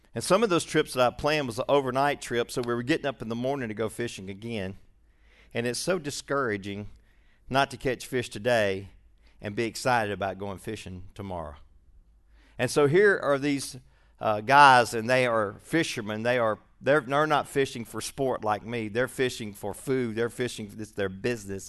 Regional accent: Shreveport, Louisiana, United States; also born or lived in Birmingham; I was born in Shreveport most of my young life, and I lived in Birmingham for a while and then back to Shreveport in the sixth grade.

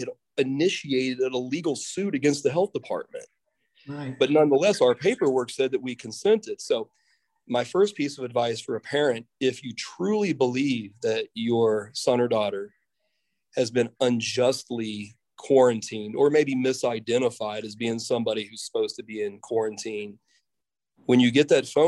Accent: Mahomet, Illinois, United States; moved away as an adult; I always really enjoyed everything about growing up in Muhammad

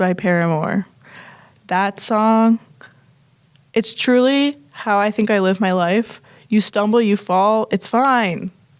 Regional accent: hometown where Garden State takes place, New Jersey, United States; the director, Zach Braff, is from where I grew up.

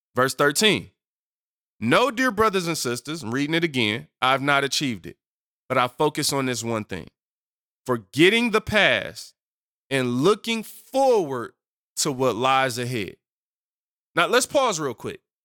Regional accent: Detroit, Michigan, United States; I come from Detroit and Seven Mile

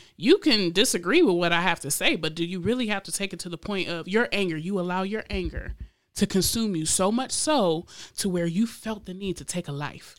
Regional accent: Lansing, Michigan, United States; also born or lived in Florida; even as a teen growing up in Lansing myself

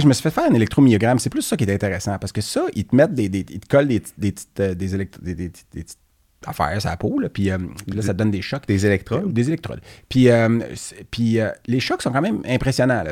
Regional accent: Quebec, Canada; je suis québécois, je suis fier de mes origines

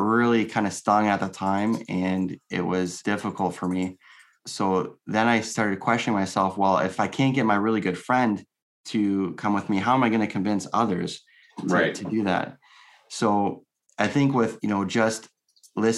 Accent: Windsor, Ontario, Canada; I'm from Windsor, Ontario

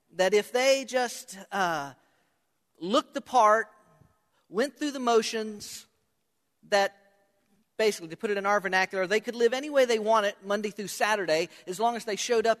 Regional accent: Hollywood, Florida, United States; I was born in Hollywood, not me. Hollywood, Florida

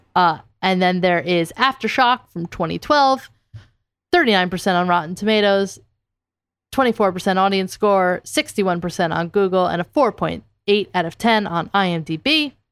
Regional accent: New Jersey, United States; I'm from Jersey.

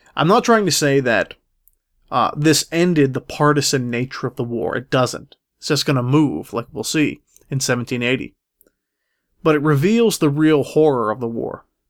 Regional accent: Pittsburgh, Pennsylvania, United States; Pittsburgh, Pennsylvania, my hometown

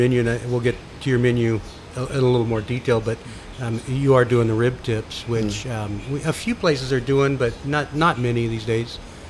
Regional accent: Texas, United States; for me growing up in Texas

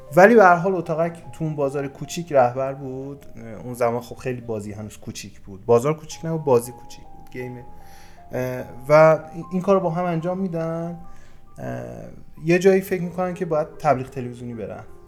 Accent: Yazd Province, Iran; من متولد یزدم همه جای اینو میگم و در واقع بخش بزرگی از زندگیمو توی یزد گذروندم

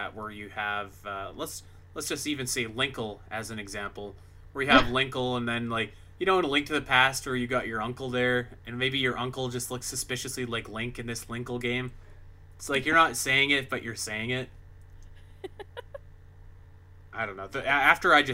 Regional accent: Canada; I'm Canadian

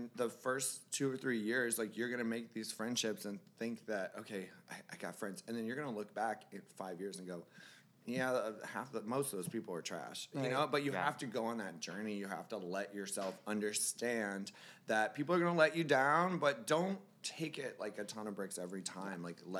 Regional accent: Florida, United States; I'm from Florida

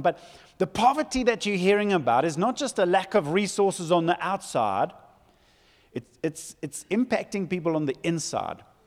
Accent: Zululand, KwaZulu-Natal, South Africa; I come from Zululand

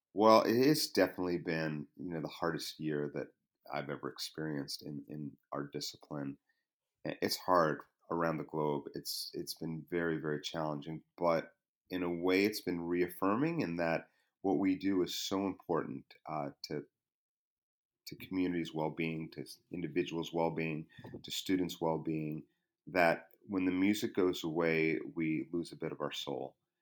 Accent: New York, United States; came back to my home state, New York

